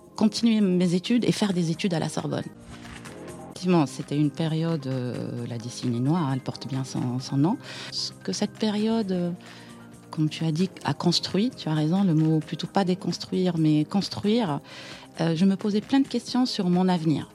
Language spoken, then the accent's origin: French; Aïn Beïda, Oum El Bouaghi Province, Algeria; moved away as an adult; now in Paris, France; je suis née en Algérie, dans, dans une ville à l'est euh, d'Alger, dans les Aurès